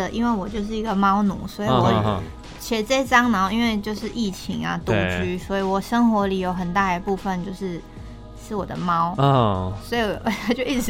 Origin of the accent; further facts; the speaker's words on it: Chiayi, Taiwan; now in Taipei, Taiwan; 我是嘉义人，然后我觉得南部好像其实都是狗派，养狗比较多。然后我觉得跟生活空间有很大的，就像我来台北之后，我是养猫，然后不是养狗